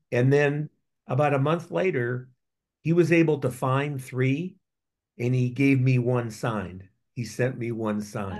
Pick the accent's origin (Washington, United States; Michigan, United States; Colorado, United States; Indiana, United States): Indiana, United States; Gary; moved away as an adult; also born or lived in New York / Columbus, Ohio; I grew up in Gary, Indiana